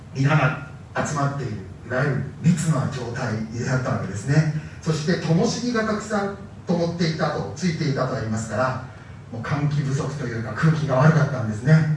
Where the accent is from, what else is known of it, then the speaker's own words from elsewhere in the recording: Soka, Saitama, Japan; also born or lived in Tsukishima, Tokyo (mother's family home); now in Matsudo, Japan; その頃は私は埼玉県草加市に住んでた